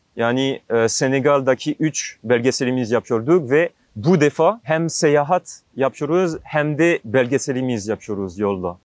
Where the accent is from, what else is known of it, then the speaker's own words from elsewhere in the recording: Alsace, Grand Est, France; Turkish is a second language; moved away as an adult; Fransa'da Alsas bölgesinde büyüdüm.